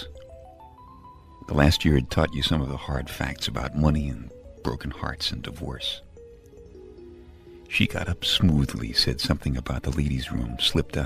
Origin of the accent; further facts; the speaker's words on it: New York City, New York, United States; moved away; I'm from Brooklyn